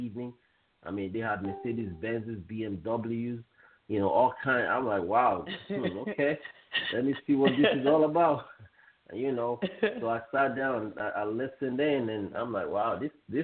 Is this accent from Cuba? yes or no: no; Nigeria; moved away as an adult; also born or lived in Canada; now in United States; I'm originally from West Africa, Nigeria. I left Nigeria when I was 18 years old, and I moved first to Canada, and then from Canada I came here to the United States